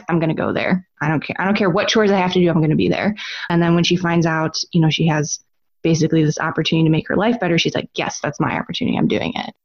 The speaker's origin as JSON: {"language": "English", "town": "Chicago", "region": "Illinois", "country": "United States", "tie": "born or raised there", "moved": "as an adult", "said": "we grew up in Chicago"}